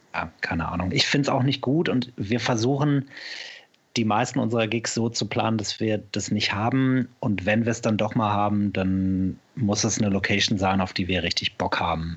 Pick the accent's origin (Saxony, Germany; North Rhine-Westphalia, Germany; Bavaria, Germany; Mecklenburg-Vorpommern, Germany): North Rhine-Westphalia, Germany; Sauerland; now in Cologne, Germany; da wo ich herkomme, ich komme ja aus dem Sauerland im Ursprung